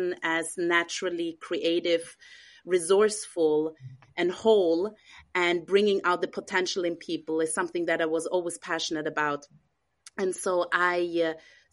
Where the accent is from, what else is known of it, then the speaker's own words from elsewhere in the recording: Austria; moved away as an adult; also born or lived in Israel / England / Vienna; now in United States; I was born in Israel. I grew up in Austria. I lived a big part of my life in England. And 7 years ago, I moved to the States